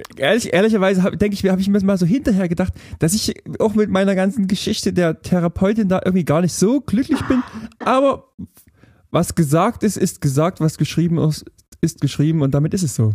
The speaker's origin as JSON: {"language": "German", "area": "near Riesa", "region": "Saxony", "country": "Germany", "tie": "born or raised there", "moved": "yes"}